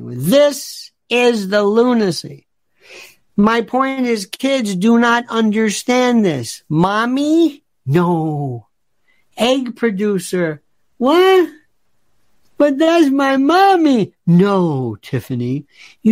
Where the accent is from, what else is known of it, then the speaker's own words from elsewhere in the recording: the South, United States; I am from the South